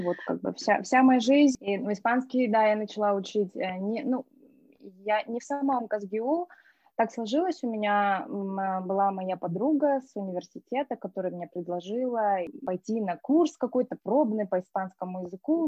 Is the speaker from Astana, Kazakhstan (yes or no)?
yes; Astana, Kazakhstan; moved away as an adult; also born or lived in Tanay (unclear ASR) / Spain; я из Таная, но жизнь прожила в Астане, жила стандартная, ну, как бы школа, университет